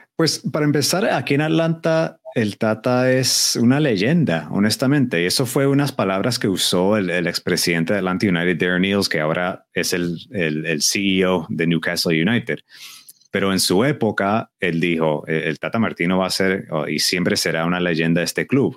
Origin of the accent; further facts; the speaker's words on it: Colombia; siendo colombiano